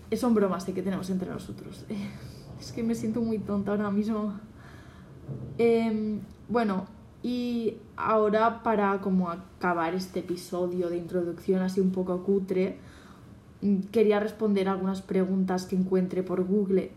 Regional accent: Catalonia, Spain; soy catalana, bueno, en Cataluña

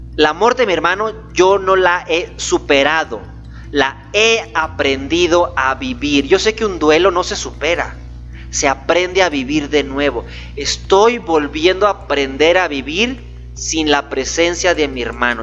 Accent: Gómez Palacio, Durango, Mexico; also born or lived in Torreón, Coahuila / Lerdo, Durango; yo soy lagunero, soy de Torreón, Coahuila, nací en Torreón, me registraron en Lerdo, Durango y viví casi la mayor parte de mi vida en Gómez Palacio, Durango

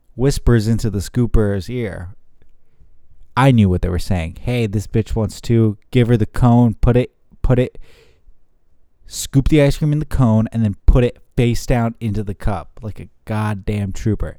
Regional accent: San Jose, California, United States; moved away; my hometown in San Jose

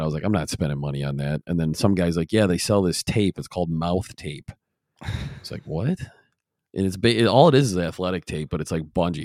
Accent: Michigan, United States; we're from Michigan and people love doing outdoor stuff in the winter here

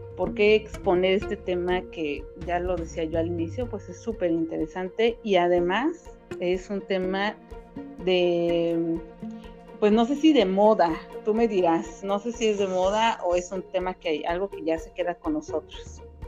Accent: Cancún, Quintana Roo, Mexico; los dos somos de Cancún

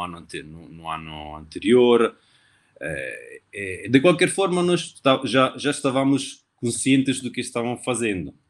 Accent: Novara, Piedmont, Italy; Portuguese is a second language; moved away; also born or lived in Turin; sou italiano, de Novara, uma cidade no norte da Itália, entre Milão e Turim

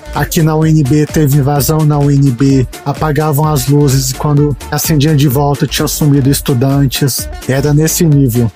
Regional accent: Brasília, Federal District, Brazil; como eu sou de Brasília

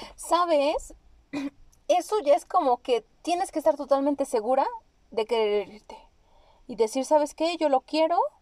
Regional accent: Mexico; Nosotros que somos mexicanas, eso no pasa aquí en México

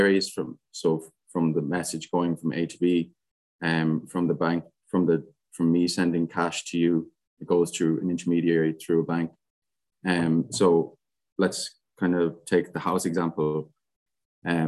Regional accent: Galway, Connacht, Ireland; I'm from Galway.

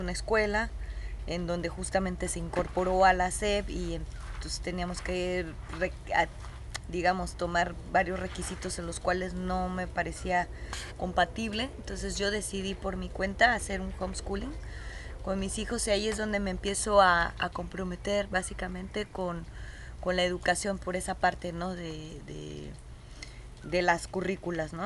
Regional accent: Guadalajara, Jalisco, Mexico; moved away as an adult; Nosotros somos originarios de Guadalajara

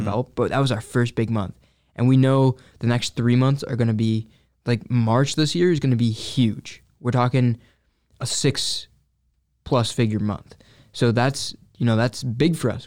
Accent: Syracuse, New York, United States; I grew up right here in, uh, Syracuse.

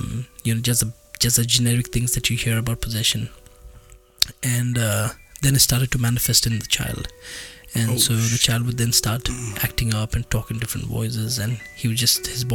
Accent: India; we are from India

